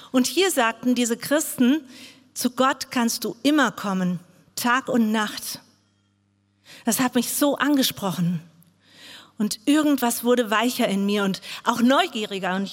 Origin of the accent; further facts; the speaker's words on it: Bangladesh; now in Germany; Ich komme aus Bangladesch. Dort bin ich aufgewachsen. Ich wurde in eine riesengroße Familie geboren.